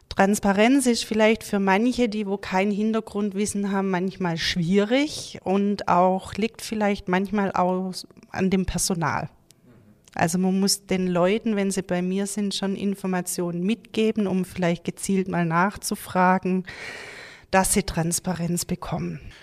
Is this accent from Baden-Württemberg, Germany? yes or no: yes; Gaildorf, Baden-Württemberg, Germany; now in Uttenhofen, Germany; ich komme aus Galdorf, ähm, bin dort im Mehrgenerationshaus aufgewachsen